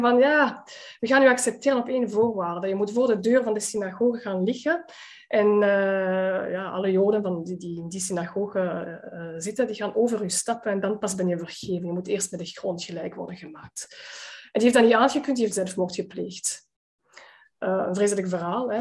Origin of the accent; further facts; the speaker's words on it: Antwerp, Flanders, Belgium; een van de meest gesloten gemeenschappen van de stad Antwerpen waar ik ben opgegroeid